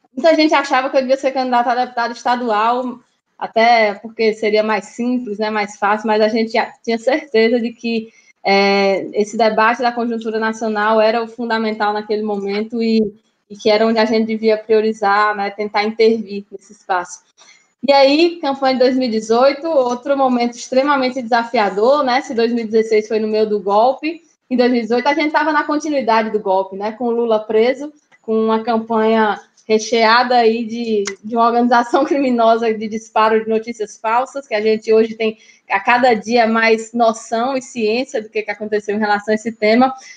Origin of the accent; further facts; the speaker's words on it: Natal, Rio Grande do Norte, Brazil; also born or lived in Fortaleza, Brazil / Brasília, Brazil; Eu nasci em Natal. Tem muita gente que acha que eu nasci no Ceará, porque minha família é toda cearense